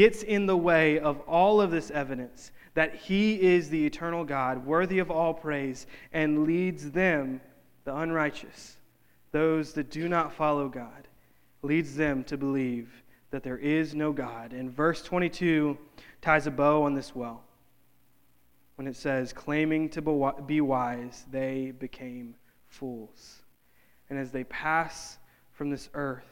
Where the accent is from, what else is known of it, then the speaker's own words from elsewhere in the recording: North Louisiana, United States; in my hometown, in North Louisiana